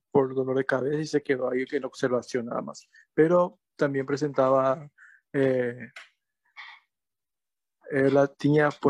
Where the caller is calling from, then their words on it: Paraguay; Yo soy de Paraguay